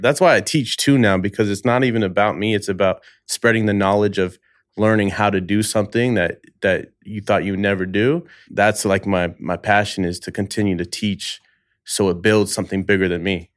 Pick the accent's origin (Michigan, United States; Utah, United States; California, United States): California, United States; the Bay Area; moved away as an adult; now in Los Angeles, United States; I've only been in LA five years now. I'm from the Bay Area